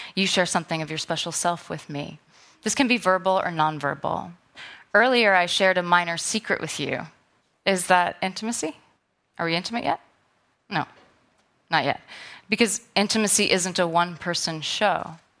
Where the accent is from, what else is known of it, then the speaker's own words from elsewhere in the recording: New York City, New York, United States; I'm a New Yorker.